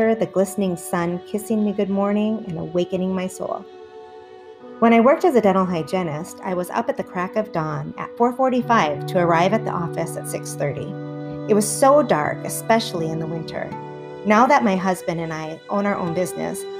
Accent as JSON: {"language": "English", "region": "Minnesota", "country": "United States", "tie": "born or raised there", "also_born_or_lived": "Wisconsin / Oregon", "said": "I was raised in Wisconsin until third grade. We moved to Minnesota and lived there until the summer before I started high school. Then we moved to Oregon"}